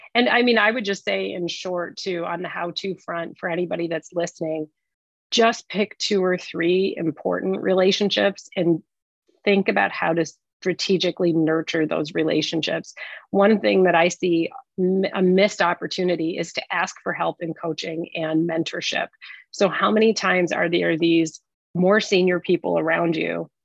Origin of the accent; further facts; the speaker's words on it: Detroit, Michigan, United States; I'm a Detroit girl, so I was leaving the automotive industry